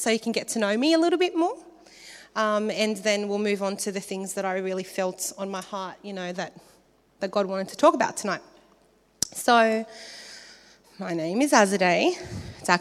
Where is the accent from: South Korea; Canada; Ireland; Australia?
Australia; New South Wales; also born or lived in Philippines / Iran; I was born in the Philippines. I came to Australia when I was 6